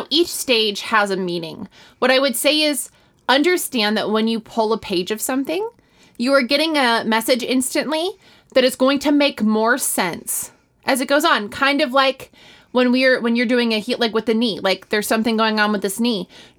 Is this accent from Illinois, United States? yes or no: yes; Illinois, United States; Yeah, that's the Midwest. I'm from Illinois.